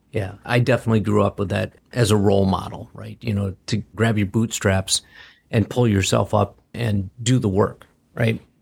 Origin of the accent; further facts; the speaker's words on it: Green Bay, Wisconsin, United States; now in Michigan, United States; I grew up in Wisconsin. I grew up in Green Bay.